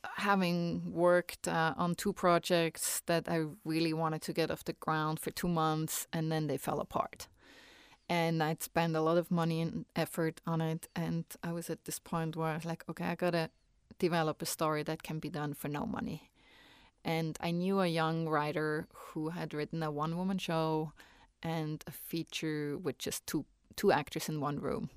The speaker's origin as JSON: {"language": "English", "country": "Switzerland", "second_language": "English", "moved": "as an adult", "lives_now": "United States", "said": "when I go back home"}